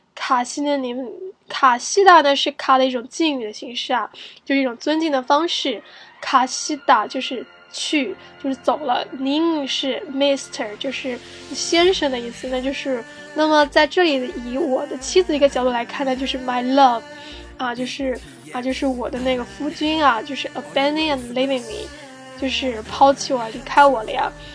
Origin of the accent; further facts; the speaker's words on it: China; 我们中国人